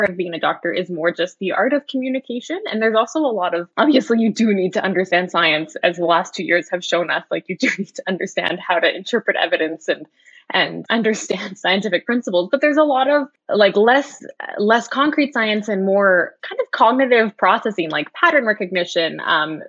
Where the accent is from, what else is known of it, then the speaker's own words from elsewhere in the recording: Edmonton, Alberta, Canada; I grew up in Edmonton